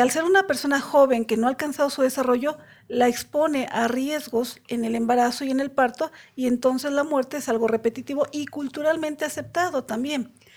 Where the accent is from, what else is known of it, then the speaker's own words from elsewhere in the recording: Mexico City, Mexico; soy de aquí de la Ciudad de México